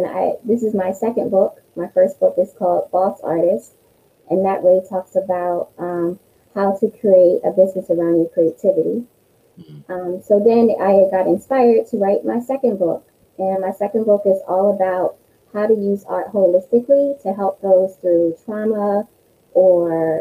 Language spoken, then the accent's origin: English; Wilmington, Delaware, United States; I'm from Delaware, born and raised in Wilmington.